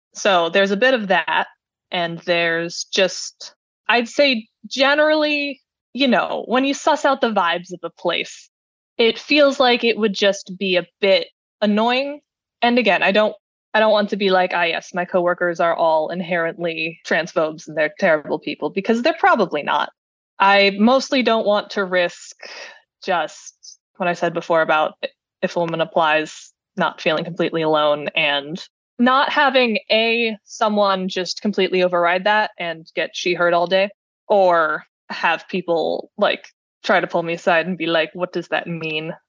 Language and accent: English; Cleveland, Ohio, United States; I am from Cleveland.